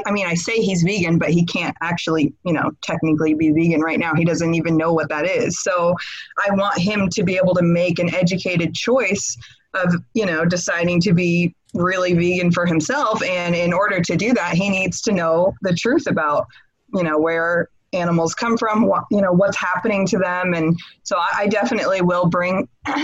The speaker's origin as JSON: {"language": "English", "region": "Washington", "country": "United States", "said": "I'm originally from Washington State."}